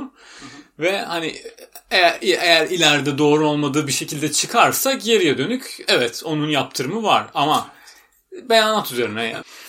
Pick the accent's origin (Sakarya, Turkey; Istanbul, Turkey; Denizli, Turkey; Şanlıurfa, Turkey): Istanbul, Turkey; moved away as an adult; now in United Kingdom; biz Türkiye'den geldik